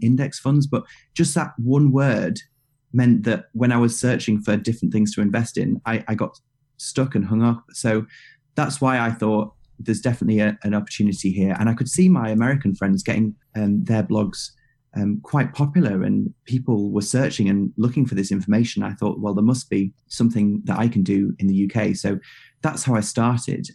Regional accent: United Kingdom; as a British guy

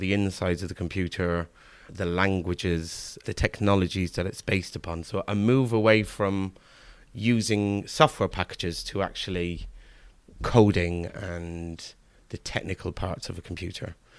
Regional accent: Kilkenny, Leinster, Ireland; moved away as an adult; also born or lived in Manchester, England; now in Cheltenham, United Kingdom; we moved over when I was about four in the early eighties, leaving Manchester's, Manchester, the city of Manchester to, um, move over to the middle of the countryside in, in Ireland. And I lived there

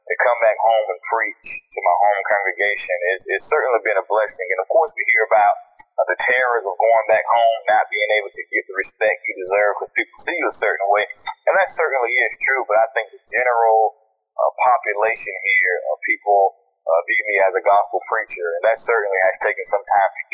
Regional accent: Columbus, Georgia, United States; also born or lived in Phenix City, Alabama; I was born and raised in Columbus, Georgia, in Phenix City, Alabama

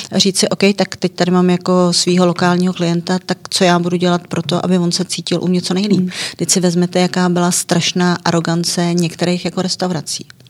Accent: Czechia; U nás

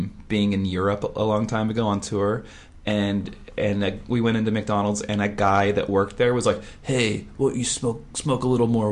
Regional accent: Vancouver, British Columbia, Canada; I'm from Vancouver

